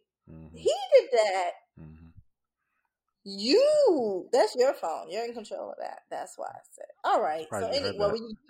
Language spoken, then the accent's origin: English; Louisiana, United States; In Louisiana. Aliens? Well, the part I'm from.